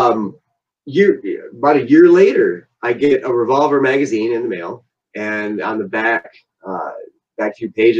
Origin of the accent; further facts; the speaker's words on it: Belding, Michigan, United States; we actually kind of went to school together. I went to school with his sister. We're both like from Belding